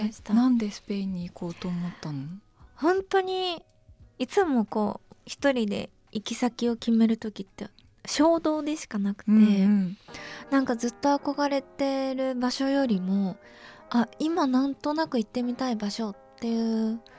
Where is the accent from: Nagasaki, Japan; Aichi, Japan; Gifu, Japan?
Nagasaki, Japan; Kyushu; 九州の大分県九州の長崎県出身なんですけど、